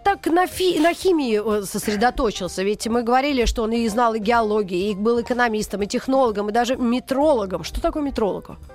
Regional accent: Russia; я тоже россиянка

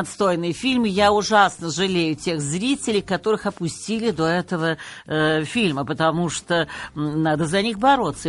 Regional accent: Moscow, Russia; я москвичка, я коренная москвичка и тем горда

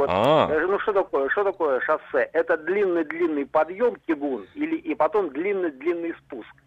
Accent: Novosibirsk, Novosibirsk Oblast, Russia

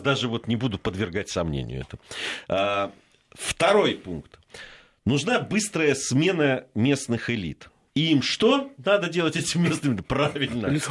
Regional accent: Georgia; moved away; я как грузин

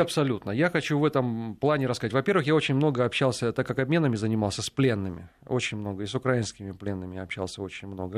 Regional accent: Saint Petersburg, Russia; also born or lived in Ukraine; я из Санкт-Петербурга

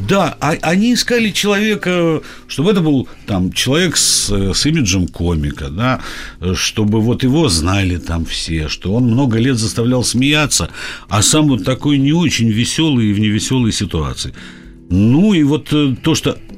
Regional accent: Odesa, Odesa Oblast, Ukraine; moved away as an adult; also born or lived in Saint Petersburg, Russia; now in Moscow, Russia; Я, как, как Жванецкий, родился в Одессе, поработал, помучился в Петербурге и вернулся в Москву

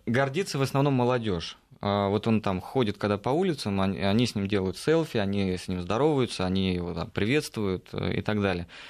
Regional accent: Russia; ты говоришь, из России

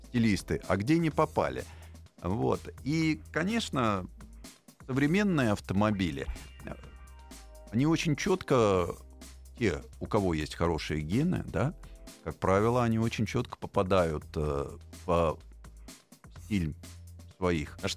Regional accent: Moscow, Russia; я тоже, я москвич в четвертом

